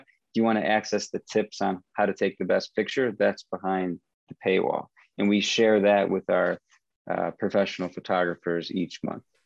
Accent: Michigan, United States; moved away as an adult; also born or lived in Vietnam / San Francisco; I grew up in Michigan um, studied economics philosophy

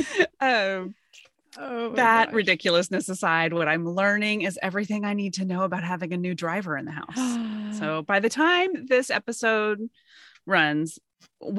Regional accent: Austin, Texas, United States; My girlfriends and I grew up in Austin

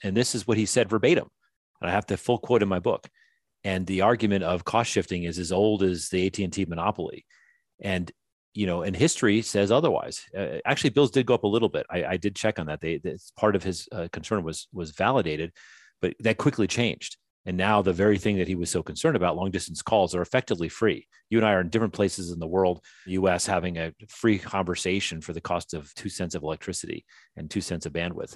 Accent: the North, United States; now in the South, United States; I was raised in the North

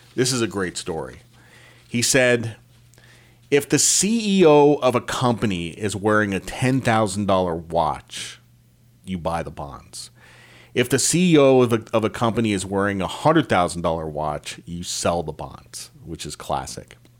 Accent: Eastern Connecticut, United States; I grew up in Eastern Connecticut.

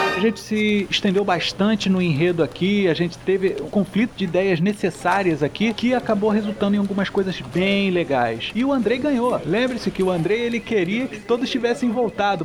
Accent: Rio de Janeiro, Brazil; Mesmo sendo carioca

